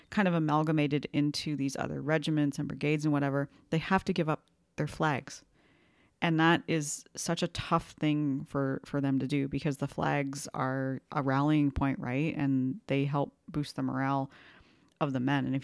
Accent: Canada; I'm the Canadian

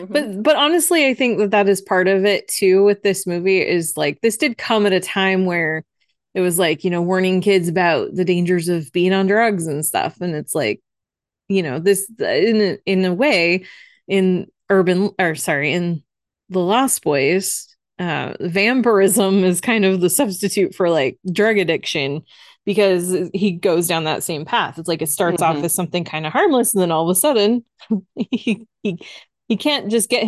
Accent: Phoenix, Arizona, United States; We're from Phoenix. We're awesome people.

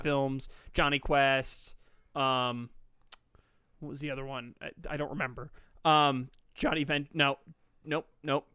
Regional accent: United States; I'm an American

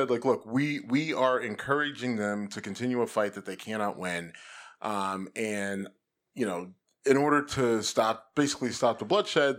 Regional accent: United States; My whole life as an American has been, you don't quit, right?

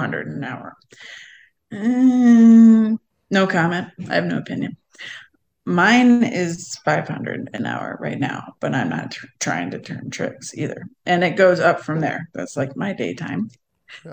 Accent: Cleveland, Ohio, United States; moved away; I'm from Cleveland, Ohio

